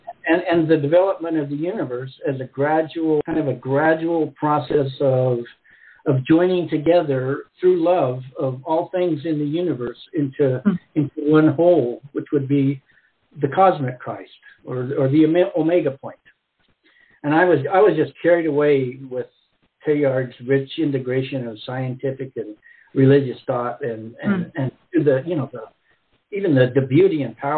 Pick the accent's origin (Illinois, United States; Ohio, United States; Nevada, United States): Nevada, United States; Great Basin Desert of; moved away; also born or lived in Mexico; I grew up in the Great Basin Desert of Nevada, kind of real close to the middle of nowhere, you know, just surrounded by desert, rugged hills, mountain ranges, you know, just vast horizons of silent, uninhabited